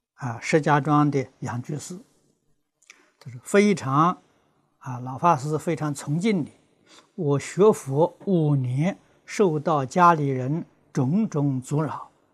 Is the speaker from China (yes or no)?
yes; China; 我们中国人